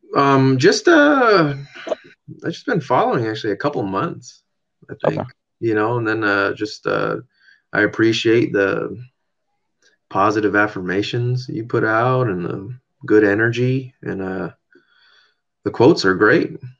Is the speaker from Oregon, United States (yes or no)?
no; San Diego, California, United States; moved away as an adult; now in Washington, United States; My wife and I grew up grew up in San Diego.